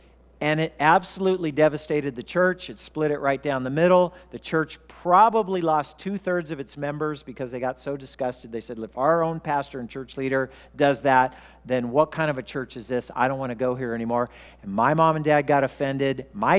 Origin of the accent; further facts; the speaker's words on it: Wichita, Kansas, United States; born there; also born or lived in Oklahoma; I was born in Wichita, Kansas, and we were going to church there. And then we moved to Oklahoma for 2 years, and we stopped going to church.